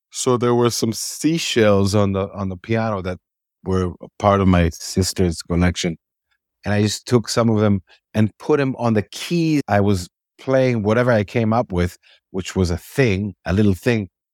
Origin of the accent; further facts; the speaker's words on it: Israel; I was born in Israel in nineteen seventy